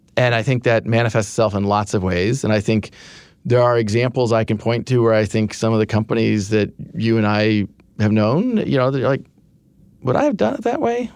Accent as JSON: {"language": "English", "region": "Kansas", "country": "United States", "tie": "born or raised there", "moved": "yes", "said": "I grew up in Kansas"}